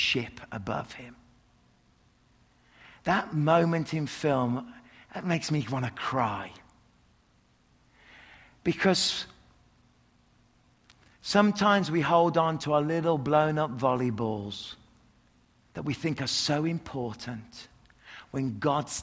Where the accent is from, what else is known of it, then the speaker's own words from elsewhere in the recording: England, United Kingdom; I'm English